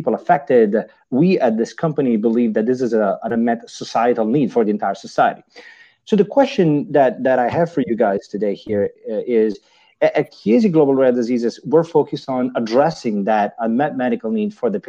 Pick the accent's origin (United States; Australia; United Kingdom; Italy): Italy; accent: Italian; English is a second language; I'm obviously Italian